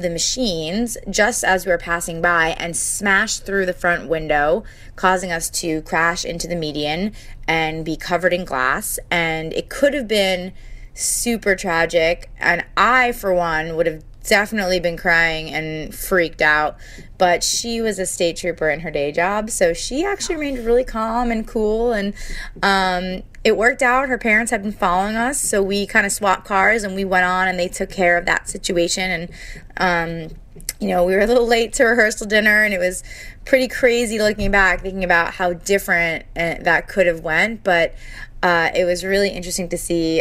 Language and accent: English; New Jersey, United States; I'm from New Jersey